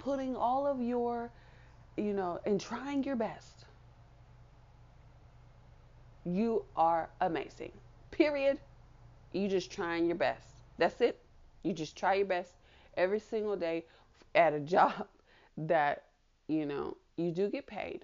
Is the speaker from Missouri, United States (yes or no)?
yes; Kansas City, Missouri, United States; my hometown, Kansas City, Missouri